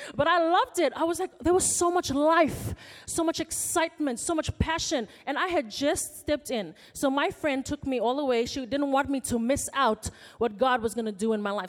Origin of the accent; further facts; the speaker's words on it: Fiji; moved away as an adult; now in Auckland, New Zealand; I came from Fiji, came as an international student to study law at the University of Auckland